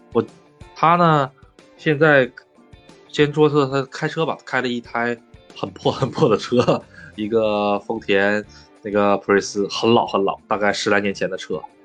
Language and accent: Chinese; China; moved away as an adult; now in Japan; 你说咱们中国两个小两口去买套房子